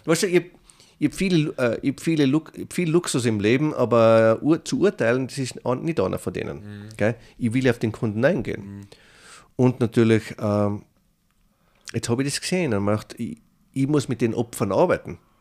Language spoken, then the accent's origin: German; Tyrol, Austria; moved away as an adult; now in New York, United States; Ich bin immer ein Tiroler